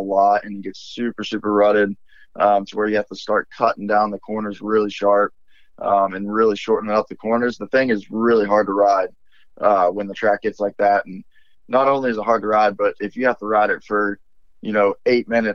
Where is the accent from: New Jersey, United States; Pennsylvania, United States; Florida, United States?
Pennsylvania, United States; Elderton; moved away as an adult; now in Georgia, United States; I grew up actually in the north in Pennsylvania, in a small town, Elderton. And once I was 18, me and my parents moved to Georgia, lived here ever since.